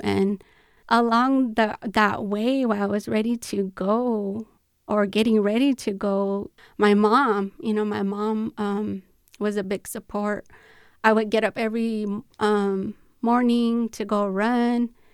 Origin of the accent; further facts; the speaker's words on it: Chuichu, Tohono O'odham Nation, Arizona, United States; also born or lived in Gu Oidak; I grew up in Chulic